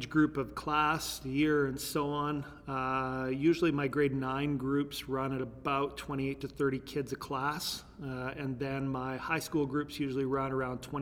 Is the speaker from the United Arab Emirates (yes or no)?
no; Terrace, British Columbia, Canada; born there; now in Lethbridge, Canada; I was born in Terrace, BC. Uh, Lethbridge is stop number 14 for places that I've lived. We moved moved quite a bit